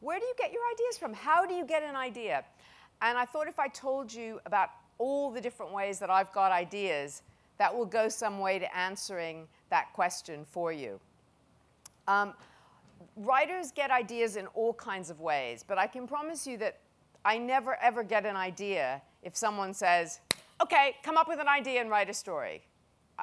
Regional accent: United States; accent: American; moved away as an adult; now in United Kingdom; as you can tell from my accent, even though I've lived in the UK for so many years that it's getting embarrassing, I am American

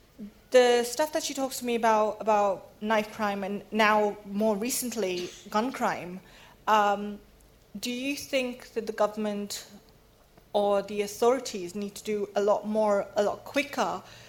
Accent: London, United Kingdom; I grew up in East London.

